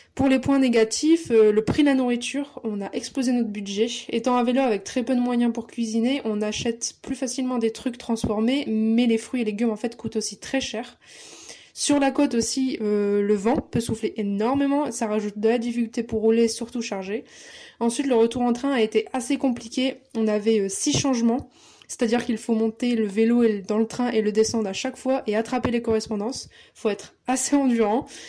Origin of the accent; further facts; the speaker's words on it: Lille, Hauts-de-France, France; j'ai 23 ans, je suis lilloise